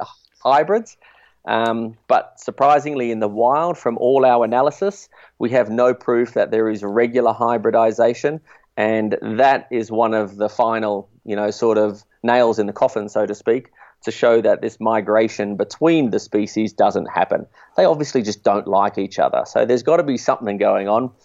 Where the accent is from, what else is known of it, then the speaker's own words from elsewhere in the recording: Australia; as an Australian